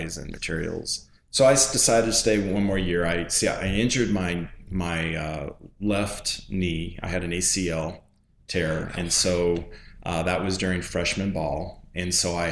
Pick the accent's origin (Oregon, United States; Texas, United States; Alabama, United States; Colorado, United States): Colorado, United States; Colorado Springs; So, I grew up in Colorado Springs on the east side, came from humble beginnings.